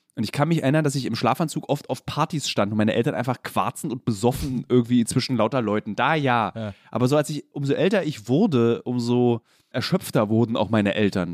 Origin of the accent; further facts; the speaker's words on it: Berlin, Germany; ich bin in Lichtenberg groß geworden